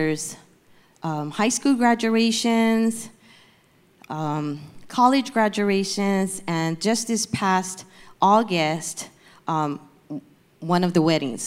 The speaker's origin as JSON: {"language": "English", "region": "Hawaii", "country": "United States", "moved": "yes", "lives_now": "Torrance, United States", "said": "I'm from Hawaii, and I moved to California in 1986, and then moved to Torrance in 1996."}